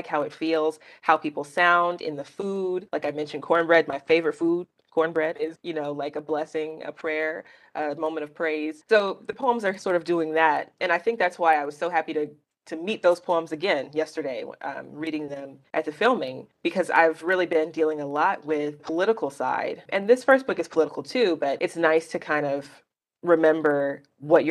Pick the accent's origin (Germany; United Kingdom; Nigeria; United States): United States; Birmingham, Alabama; my personal history growing up in Birmingham